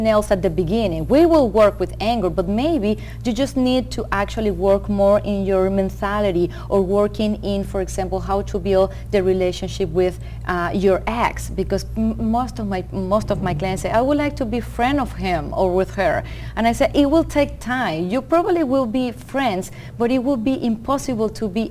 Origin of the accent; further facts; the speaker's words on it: Venezuela; moved away as an adult; also born or lived in Rochester, New York, United States; now in United States; I'm originally from Venezuela